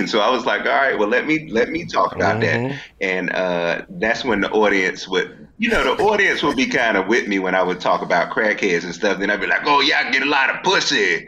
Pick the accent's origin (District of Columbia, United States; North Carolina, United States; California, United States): District of Columbia, United States; Washington; I'm from D.C.